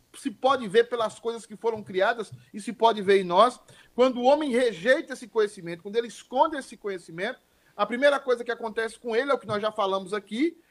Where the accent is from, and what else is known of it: Irecê, Bahia, Brazil; born or raised there; moved away